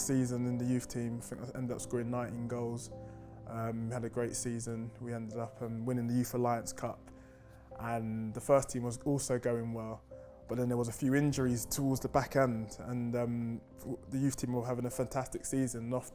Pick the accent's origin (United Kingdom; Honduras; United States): United Kingdom; London; Growing up in North London